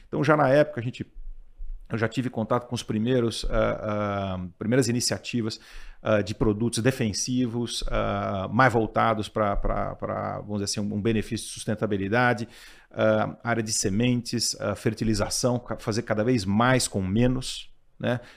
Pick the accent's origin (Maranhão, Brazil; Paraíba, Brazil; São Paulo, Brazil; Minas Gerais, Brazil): São Paulo, Brazil; Eu sou, eu sou daqui de São Paulo, sou paulistano